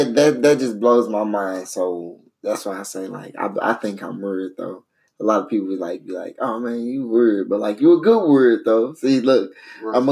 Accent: St. Louis, Missouri, United States; we all grew up down there

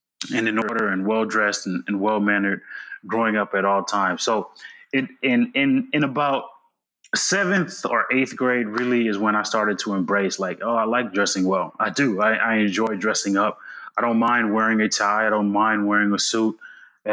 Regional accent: United States; I was born in the United States

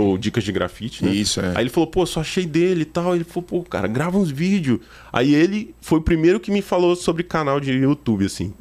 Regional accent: São Gabriel da Palha, Espírito Santo, Brazil; now in Petrópolis, Brazil; Eu, eu sou do Espírito Santo, natural do Espírito Santo. Eu moro em Petrópolis, Rio de Janeiro, né?

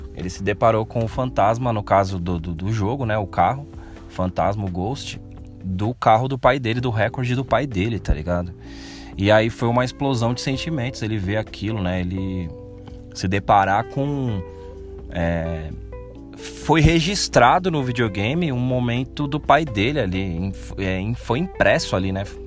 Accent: Brazil; como bom brasileiro

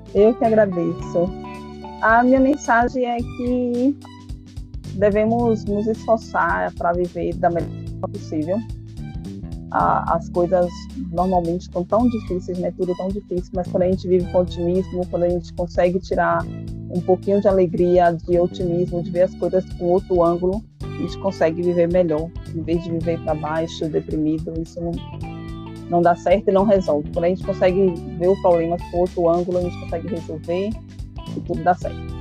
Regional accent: Feira de Santana, Bahia, Brazil; Eu sou de Feira de Santana.

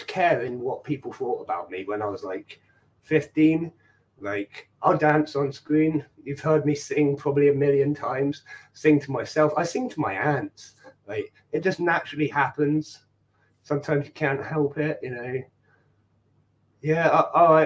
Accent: Ireland; I'm Irish

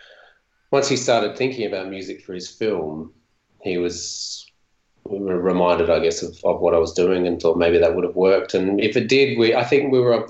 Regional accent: Gawler, South Australia, Australia; also born or lived in Adelaide; later on in high school, we ended up moving to Adelaide, and from where we grew up in Gawler

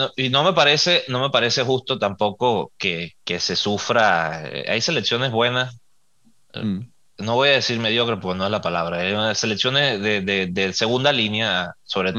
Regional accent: Venezuela; nosotros somos eh, venezolanos

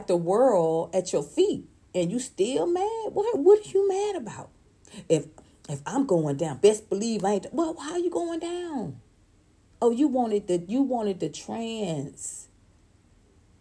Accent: Atlanta, Georgia, United States; I'm in Georgia. I'm from Atlanta, Georgia

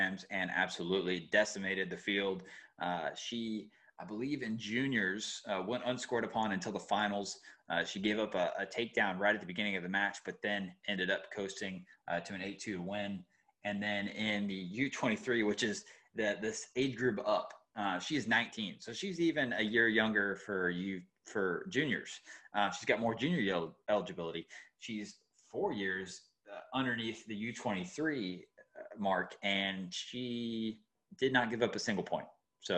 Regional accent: Georgia, United States; moved away; I'm from Georgia

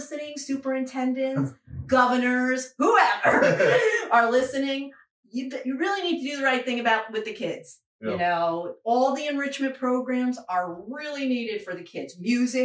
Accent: New York, United States; also born or lived in Fayetteville, North Carolina; now in Fuquay-Varina, United States; I'm from New York and I'm from the Northeast

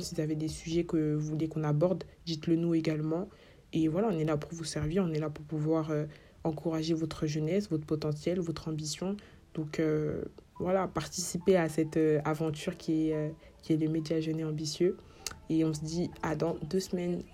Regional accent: Cameroon; moi je suis camerounaise

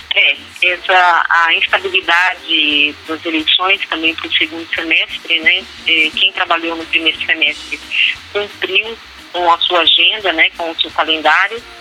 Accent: Brazil; nós, como bons brasileiros

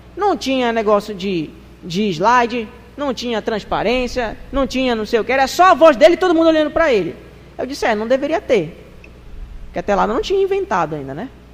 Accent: Brazil; Nós somos brasileiros.

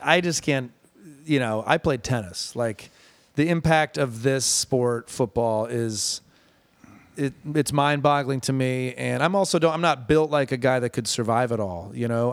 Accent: Ann Arbor, Michigan, United States; born or raised there

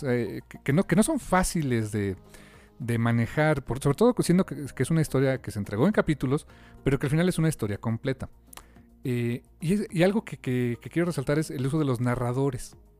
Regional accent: Mexico; nosotros como mexicanos

